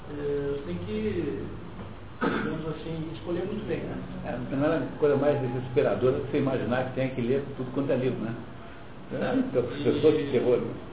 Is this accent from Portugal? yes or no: no; Paranavaí, Paraná, Brazil; sou de Paranavaí